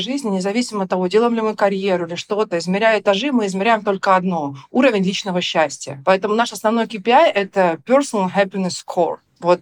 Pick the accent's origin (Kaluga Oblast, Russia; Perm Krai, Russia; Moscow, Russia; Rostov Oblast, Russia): Rostov Oblast, Russia; Rostov-on-Don; moved away; я такая девочка из Ростова